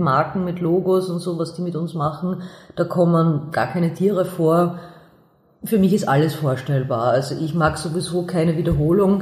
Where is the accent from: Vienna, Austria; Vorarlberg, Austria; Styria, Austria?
Vienna, Austria; ich bin aus Wien, ich bin aus der hm. Josefstadt, ich lebe noch immer in der Josefstadt